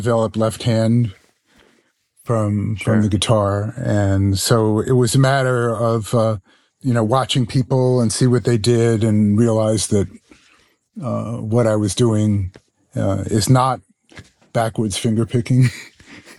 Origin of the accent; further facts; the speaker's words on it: New York City, New York, United States; also born or lived in Ithaca, New York; now in Boston, United States; I grew up in New York City. I live in Boston now